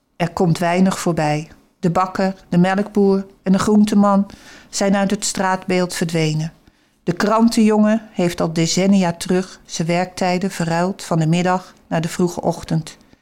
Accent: Haarlem, North Holland, Netherlands; moved away as an adult; also born or lived in Alkmaar; we kwamen eigenlijk uit Haarlem. Maar in die tijd, in de overloop, konden we een huis kopen in Alkmaar, Huiswaard

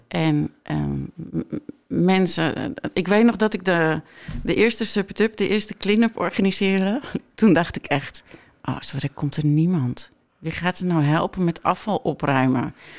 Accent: Netherlands; also born or lived in Mexico; ik ben opgegroeid op Camping Molengroet

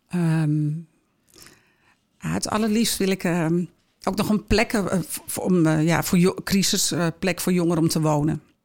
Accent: Heiloo, North Holland, Netherlands; also born or lived in Schoorl; now in Alkmaar, Netherlands; geboren in Schorel en opgegroeid in Heiloo ja, en gelukkig al heel lang in Alkmaar wonend

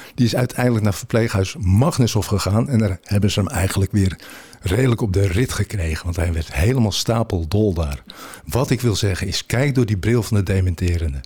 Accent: Beemster, North Holland, Netherlands; Ik kom met de polder, ik kom uit Beemster.

